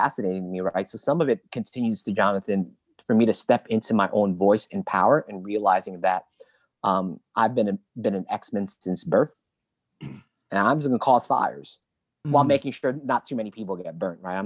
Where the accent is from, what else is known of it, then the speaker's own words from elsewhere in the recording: New York City, New York, United States; growing up in East Flatbush